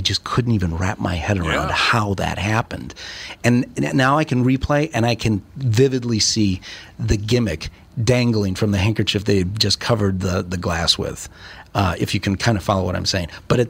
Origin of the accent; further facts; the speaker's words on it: St. Paul, Minnesota, United States; I grew up in Highland Park, St. Paul.